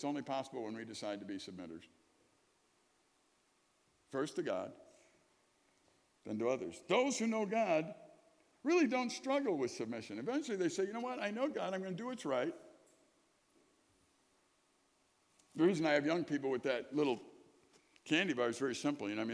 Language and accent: English; Chicago, Illinois, United States; I grew up in Chicago, sirens all the time